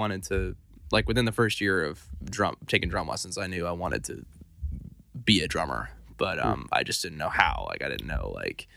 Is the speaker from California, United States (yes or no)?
yes; Santa Barbara, California, United States; now in Nashville, United States; I'm from Santa Barbara, California. I was born there in 98